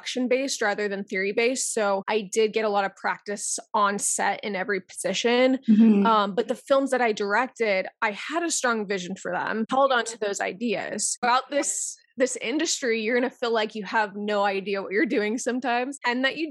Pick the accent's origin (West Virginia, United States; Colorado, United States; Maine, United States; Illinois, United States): Colorado, United States; Denver; now in New York, United States; I am originally from Denver, Colorado, but I am a New York based producer and screenwriter.